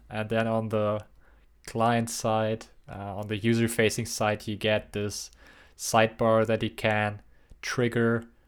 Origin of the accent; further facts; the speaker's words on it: Germany; moved away; growing up in Germany